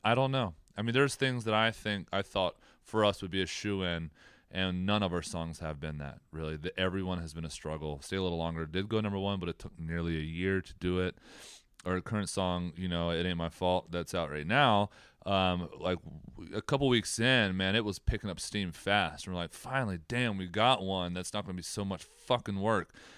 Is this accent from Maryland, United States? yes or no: yes; Southern Maryland, United States; We're from Southern Maryland.